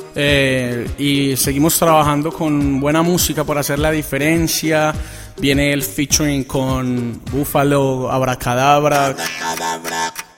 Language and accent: Spanish; Colombia; soy colombiano y orgulloso de ser colombiano